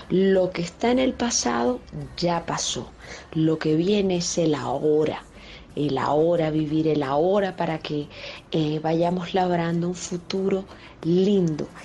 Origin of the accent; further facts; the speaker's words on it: Colombia; yo soy cantante colombiana.